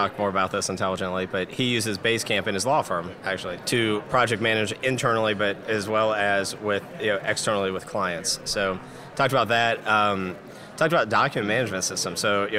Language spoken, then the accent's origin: English; Dayton, Ohio, United States; I'm from Dayton, Ohio, the hotbed of innovation, and we're first in flight.